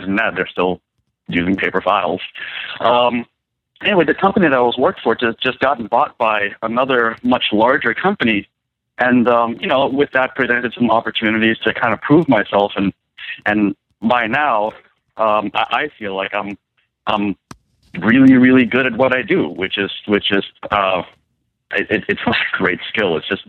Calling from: Virginia, United States; from Virginia. No, regular old Virginia.

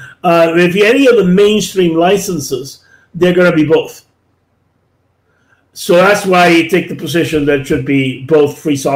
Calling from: Canada; Now, I'm speaking from Canada

